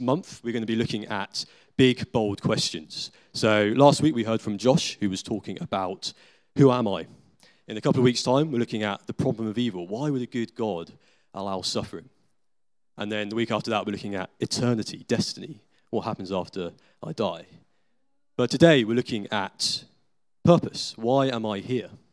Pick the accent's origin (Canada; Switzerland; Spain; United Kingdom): United Kingdom; we're British citizens in the twenty-first century